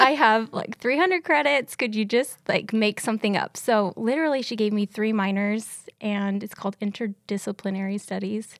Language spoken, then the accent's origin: English; Seattle, Washington, United States; moved away as an adult; also born or lived in Ellensburg; now in Kennewick, United States; I grew up in Seattle